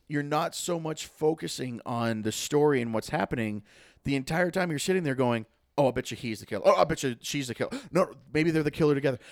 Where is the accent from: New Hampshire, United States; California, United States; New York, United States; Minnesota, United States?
New Hampshire, United States; Lake Winnipesaukee; I grew up on Lake Winnipesaukee